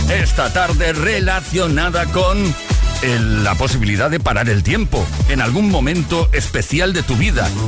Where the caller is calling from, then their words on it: Villaviciosa de Odón, Community of Madrid, Spain; de Villaviciosa.